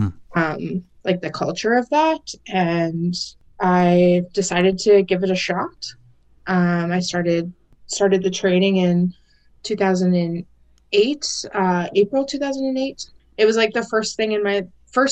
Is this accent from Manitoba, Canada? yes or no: yes; The Pas, Manitoba, Canada; moved away as an adult; now in Saskatoon, Canada; So I'm currently living in Saskatoon, but I was raised and I'm from the Paw, Manitoba